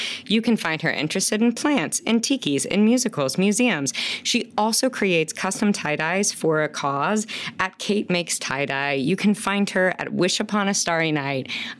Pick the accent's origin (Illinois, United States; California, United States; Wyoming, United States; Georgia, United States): Illinois, United States; Chicago; we're both Chicago girls.